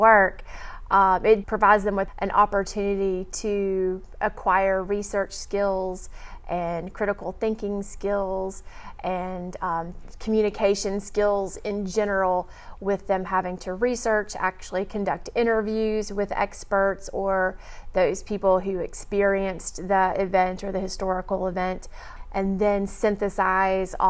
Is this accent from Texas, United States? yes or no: yes; Houston, Texas, United States; moved away; I grew up in Texas